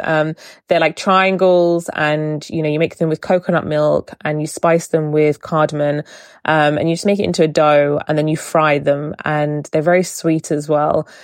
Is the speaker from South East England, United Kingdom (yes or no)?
yes; Portsmouth, South East England, United Kingdom; growing up in Portsmouth